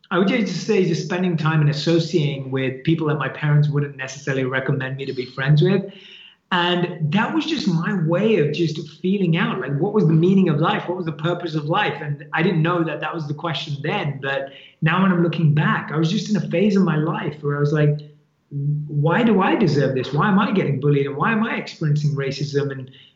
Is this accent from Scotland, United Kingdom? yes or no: no; London, United Kingdom; born and raised in London. That's where I grew up, and that's where my family is